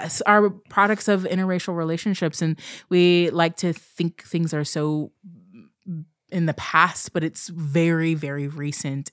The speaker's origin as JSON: {"language": "English", "region": "Pacific Northwest", "country": "United States", "also_born_or_lived": "Portland, Oregon", "said": "I'm from the Pacific Northwest. I live outside of, right outside of Portland, Oregon."}